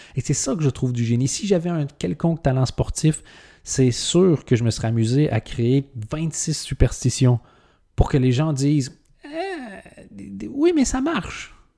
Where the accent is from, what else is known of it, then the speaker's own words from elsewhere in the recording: Canada; en tant que Canadien